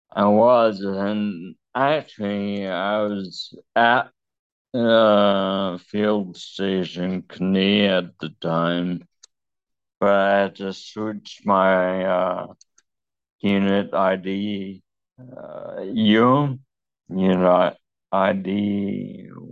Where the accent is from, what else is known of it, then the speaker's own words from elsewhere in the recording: Tallahassee, Florida, United States; moved away; I'm from Tallahassee, Florida, so up north